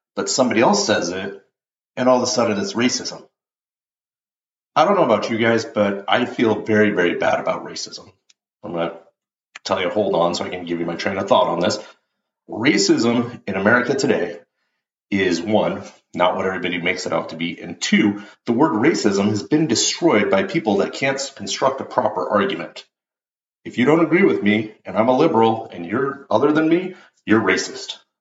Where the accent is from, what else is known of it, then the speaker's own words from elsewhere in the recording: United States; as an American, as a patriot